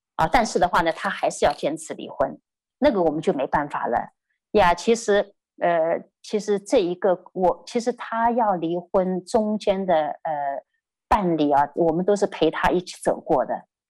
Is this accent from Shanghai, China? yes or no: yes; Shanghai, China; moved away; 因为我是上海人